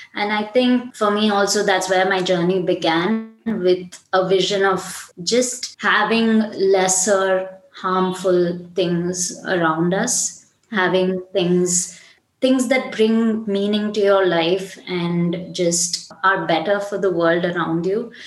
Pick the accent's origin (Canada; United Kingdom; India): India; Chennai, Tamil Nadu; I'm from Chennai, uh, which is uh, a city in the south of India